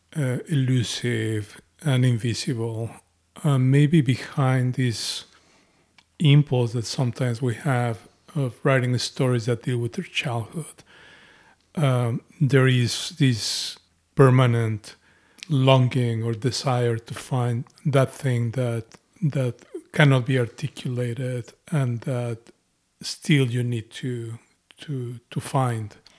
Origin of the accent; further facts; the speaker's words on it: Mexico City, Mexico; my experience of growing up in Mexico